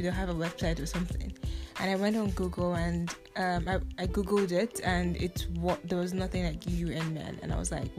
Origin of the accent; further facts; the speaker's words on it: Nigeria; now in Taiwan; I am from Nigeria, and I spent most of my life in Nigeria